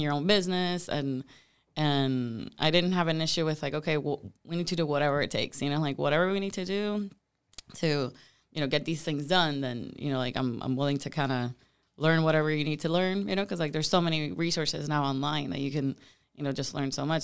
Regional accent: Puerto Rico; moved away as an adult; now in Tampa, United States; I'm originally from Puerto Rico

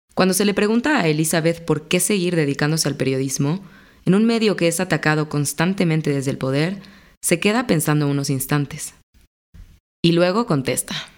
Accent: Mexico; soy periodista mexicana

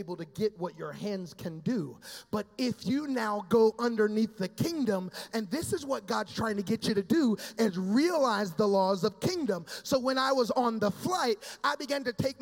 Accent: Dayton, Ohio, United States; also born or lived in Florida; now in Southern Florida, United States; grew up in Ohio. I'm a Dayton kid.

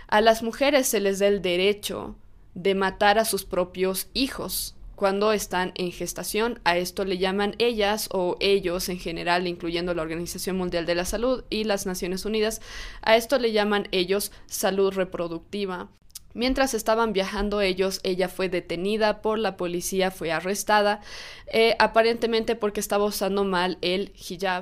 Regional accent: Bolivia; en mi país, en Bolivia

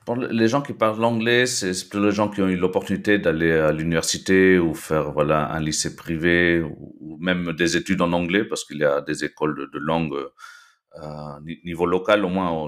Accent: Lima, Peru; moved away as an adult; also born or lived in Belgium / Nice, France / Toulouse, France; now in France; je suis né en Belgique en fait il, euh, il y a 36 ans. Et après avoir vécu quelques années là-bas, mes parents péruviens sont rentrés au Pérou et du coup, euh, je fais mes études dans un lycée franco-péruvien, le lycée euh, français de, Lima

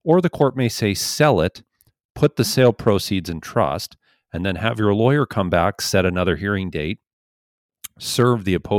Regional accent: India; also born or lived in Montreal; now in Canada; Actually, I'm basically from India, but I'm studying right now in Montreal, Quebec. And now last year in the summer, I moved to New Brunswick

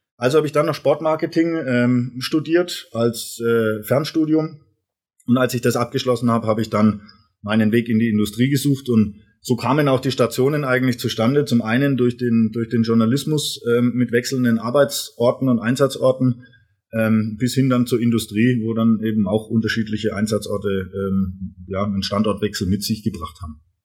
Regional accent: Erlangen, Bavaria, Germany; moved away as an adult; now in Rottweil, Germany; ich bin komme ursprünglich aus, aus Erlangen, ein, ein waschechter Franke

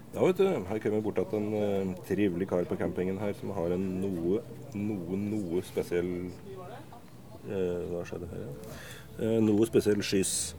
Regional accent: Hamar, Innlandet, Norway; er jo fra Hamar

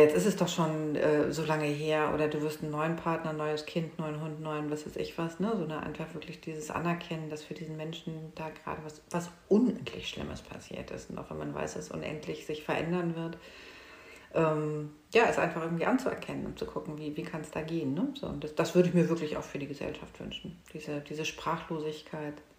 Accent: Hamburg, Germany; moved away as an adult; now in Lübeck, Germany; ich bin Hamburgerin

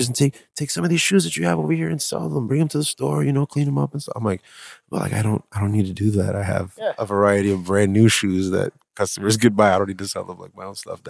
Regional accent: Providence, Rhode Island, United States; So one of the things that was always captivating for me growing up in Providence was the view from Prospect Park.

